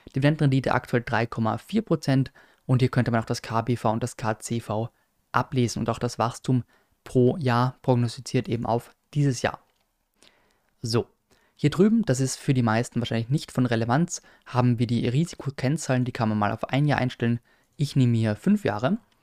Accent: Austria; als Österreicher

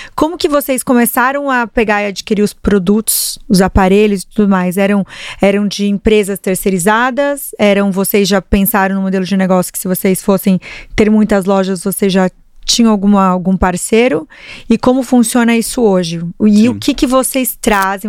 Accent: Paraná, Brazil; eu sou paranaense

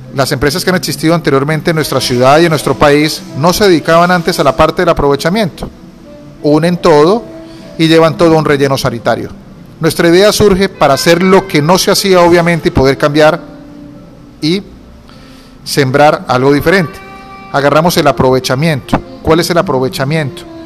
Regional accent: Cúcuta, Norte de Santander, Colombia; soy cocuteño, tengo 40 años. En mi niñez estudié en el Colegio Domingo Sabio

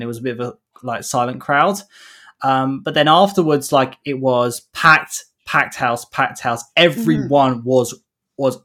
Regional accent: United Kingdom; a Brit growing up in like the early 2000s

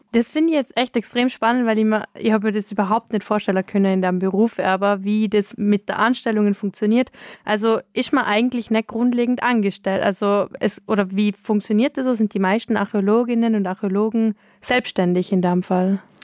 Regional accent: Austria; bei uns in Österreich

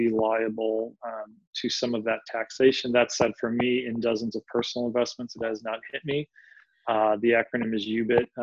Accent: Philadelphia, Pennsylvania, United States; I'm from Philadelphia, from the city of brotherly love

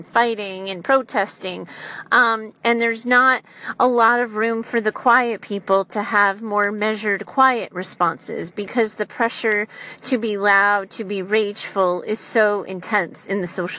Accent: United States; I'm an American in the United States

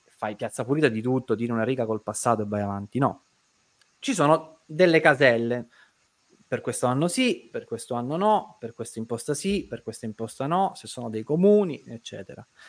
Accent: Caltagirone, Sicily, Italy; io sono di Caltagirone

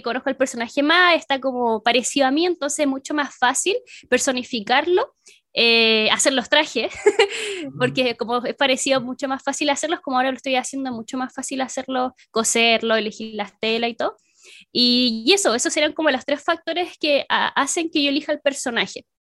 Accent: Chile; soy de Chile

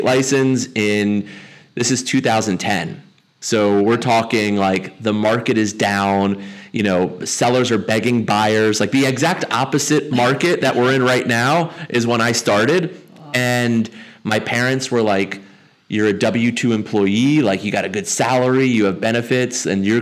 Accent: Montgomery County, Maryland, United States; I'm a local. I'm a local Montgomery County kid, so lived here my whole life

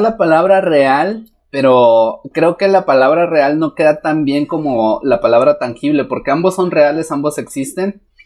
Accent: Mexico; como mexicanos

